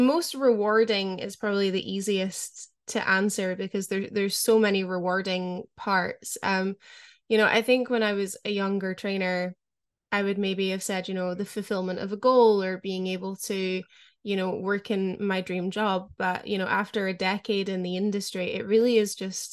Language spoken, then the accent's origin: English; Scotland, United Kingdom; growing up in Scotland